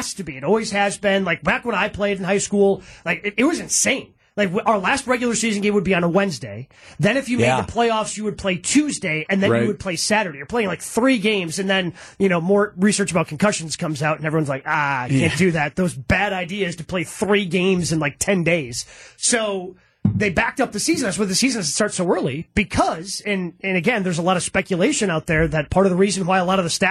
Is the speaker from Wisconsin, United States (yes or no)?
yes; Horicon, Wisconsin, United States; I grew up in Horicon